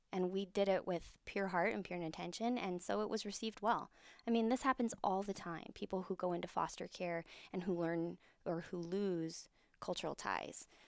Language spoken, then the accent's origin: English; California, United States; We grew up in California